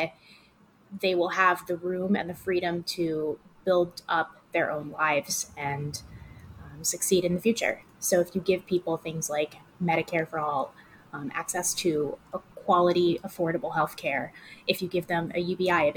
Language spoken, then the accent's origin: English; Connecticut, United States; moved away as an adult; now in Los Angeles, United States; I'm from Connecticut. I worked out there doing consumer product PR and a little bit of healthcare. I moved out to LA in 2016.